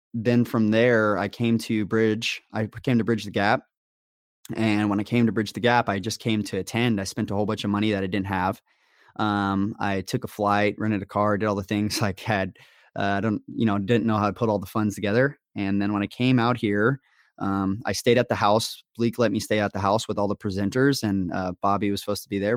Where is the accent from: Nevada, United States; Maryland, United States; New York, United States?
Nevada, United States; Las Vegas; moved away as an adult; also born or lived in Kansas; I was born and raised in Vegas